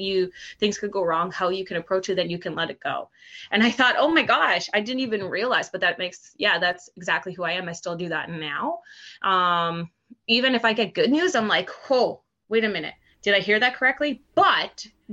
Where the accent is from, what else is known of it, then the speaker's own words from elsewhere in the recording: Cambridge, Ontario, Canada; growing up in Cambridge, Ontario, where I grew up, was predominantly Portuguese